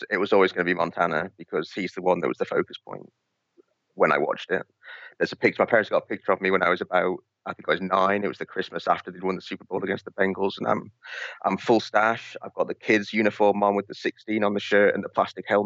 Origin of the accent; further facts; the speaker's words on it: Isle of Man; accent: mixed; now in Gosport, United Kingdom; at the moment, I uh, I live down in a place called Gosport, next to Portsmouth, uh, but I'm originally from the Isle of Man so I've got a bit of a mixed accent.